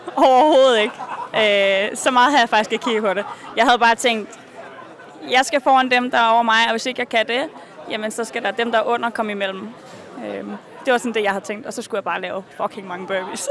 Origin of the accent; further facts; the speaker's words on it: Norway; vi er mange ude fra Norge